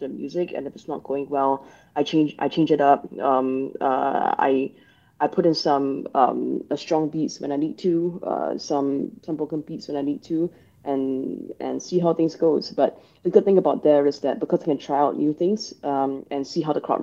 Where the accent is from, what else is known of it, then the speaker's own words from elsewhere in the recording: Singapore; that was how I grew up here in Singapore.